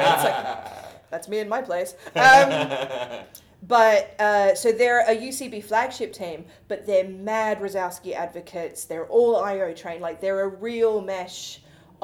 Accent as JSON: {"language": "English", "country": "Australia", "tie": "born or raised there", "moved": "yes", "lives_now": "London, United Kingdom", "said": "as an Australian who grew up in the middle of fucking nowhere, like, it took me 4.5 hours on the airplane to get to the other side of my country"}